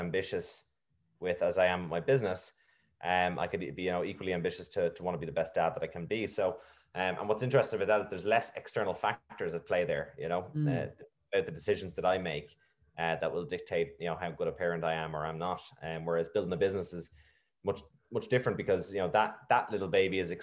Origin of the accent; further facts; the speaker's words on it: Navan, Leinster, Ireland; also born or lived in Dunshaughlin; I was in two all Irish primary schools, actually. I moved from Dunshaughlin to Navan